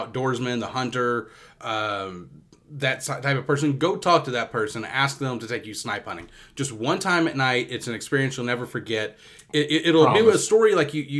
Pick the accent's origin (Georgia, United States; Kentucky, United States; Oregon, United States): Kentucky, United States; moved away as an adult; now in Florida, United States; I grew up in Kentucky, ended up moving down to Florida. back in 2009